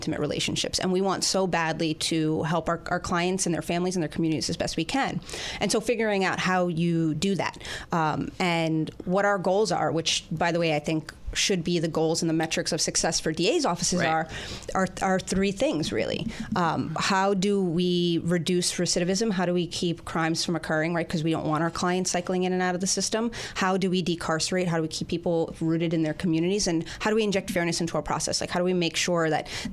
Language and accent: English; New York City, New York, United States; I grew up in Queens. I grew up in South Richmond Hill, Queens